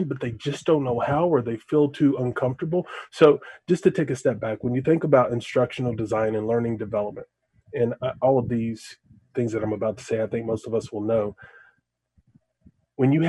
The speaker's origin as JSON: {"language": "English", "town": "Lexington", "region": "Kentucky", "country": "United States", "tie": "born or raised there", "said": "I was born and bred in Lexington, Kentucky."}